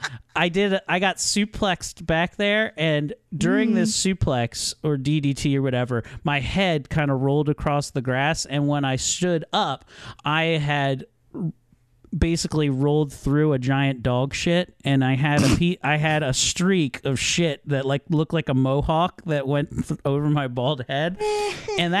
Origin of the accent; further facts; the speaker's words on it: Columbia, Maryland, United States; my hometown of Columbia, Maryland.